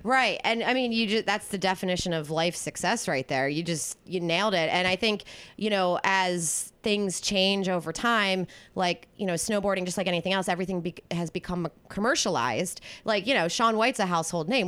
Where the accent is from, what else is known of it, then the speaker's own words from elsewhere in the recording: East Coast, United States; now in California, United States; growing up on the East Coast